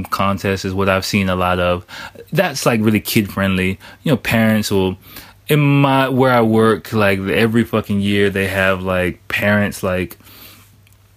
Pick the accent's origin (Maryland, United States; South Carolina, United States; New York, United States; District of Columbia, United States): District of Columbia, United States; Washington; moved away; I'm from DC, I'm from America